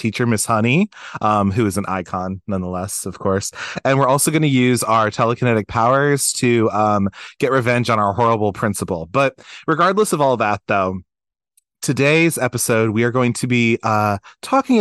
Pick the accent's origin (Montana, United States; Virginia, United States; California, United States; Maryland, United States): Maryland, United States; we're so from Maryland